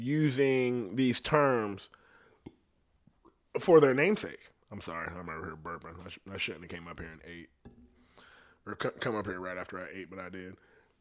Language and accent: English; India; Like, legit, I'm from India. I'm an Indian.